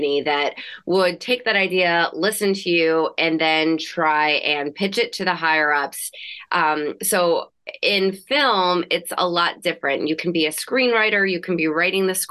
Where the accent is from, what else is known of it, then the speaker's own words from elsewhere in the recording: New Jersey, United States; also born or lived in New York City / Los Angeles; I grew up in New Jersey